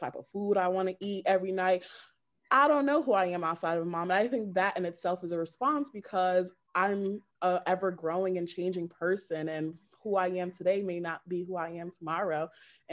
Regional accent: United States; I'm from the United States of America

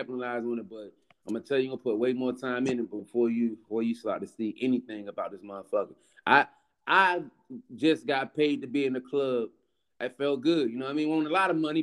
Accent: North Carolina, United States; moved away; also born or lived in Baltimore / DC area; I was raised in North Carolina. So when I got here and started hanging out in between DC and Baltimore

